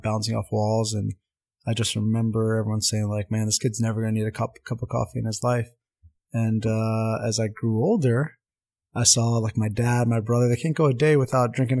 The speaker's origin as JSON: {"language": "English", "town": "Montvale", "region": "New Jersey", "country": "United States", "tie": "born or raised there", "first_language": "Armenian", "second_language": "English", "said": "I grew up in Montvale, New Jersey"}